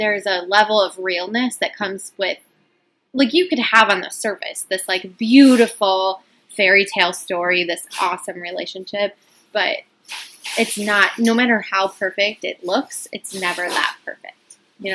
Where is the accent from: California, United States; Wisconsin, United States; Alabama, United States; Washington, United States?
Wisconsin, United States; we're from Wisconsin.